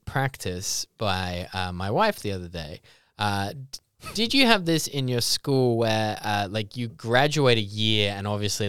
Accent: Netherlands; It definitely happened to me like growing up in Holland.

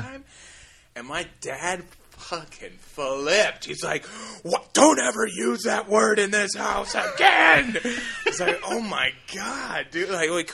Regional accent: San Dimas, California, United States; I grew up in L.A. in San Dimas.

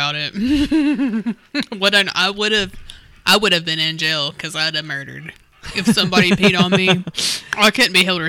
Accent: Southeastern Kentucky, United States; we're from that area.

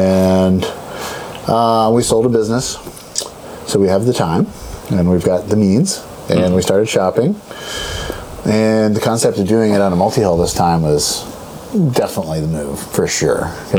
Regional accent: Maine, United States; now in Colorado, United States; we grew up in Maine basically together.

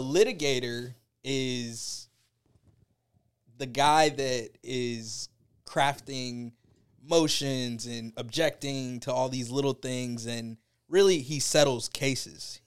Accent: Tampa, Florida, United States; originally born and raised in Tampa

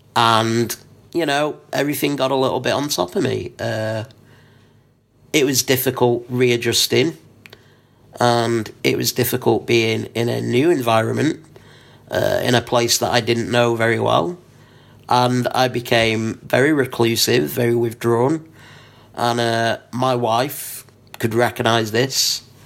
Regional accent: Blackpool, North West England, United Kingdom; I am from Blackpool

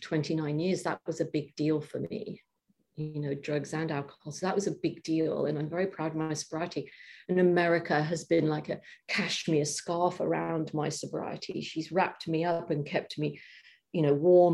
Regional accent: England, United Kingdom; moved away as an adult; now in United States; I'm moving back to England.

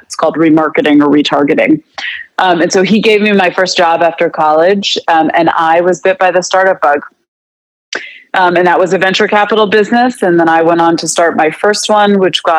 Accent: United States; also born or lived in Canada; I was going to school in Canada, and I couldn't get a job as an American

